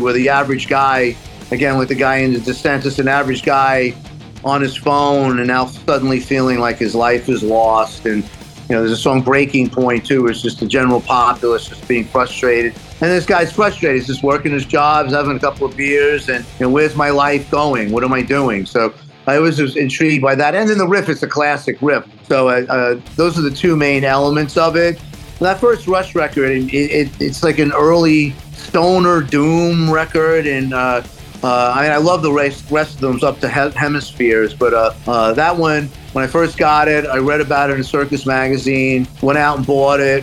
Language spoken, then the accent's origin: English; New York City, New York, United States; moved away as an adult; also born or lived in Los Angeles; now in Amityville, United States; growing up in Queens wasn't the easiest thing in the world neither